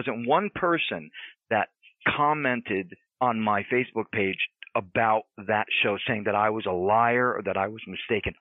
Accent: United States; I'm Italian American

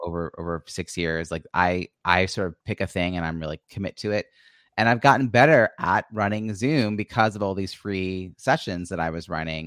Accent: Long Island, New York, United States; also born or lived in Philadelphia suburbs; now in Philadelphia, United States; I grew up on Long Island, New York

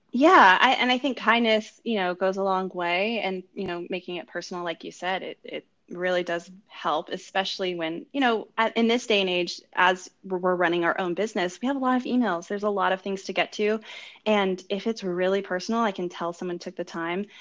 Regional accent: California, United States; moved away as an adult; now in New York City, United States; I'm originally from California and grew up there.

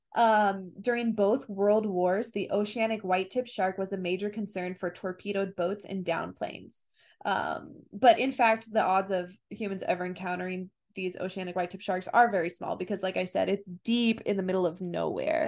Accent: United States

